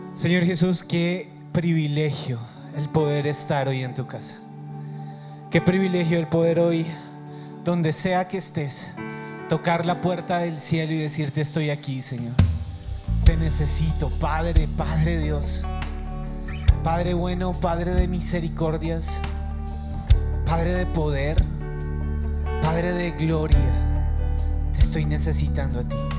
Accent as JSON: {"language": "Spanish", "region": "Bogotá", "country": "Colombia", "said": "Y los que estamos aquí como bogotanos"}